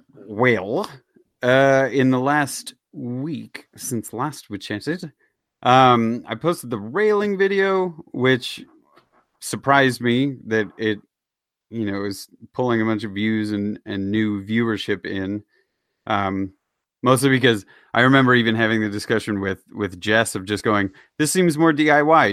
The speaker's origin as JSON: {"language": "English", "town": "Kansas City", "region": "Missouri", "country": "United States", "tie": "born or raised there", "moved": "yes", "said": "my hometown team"}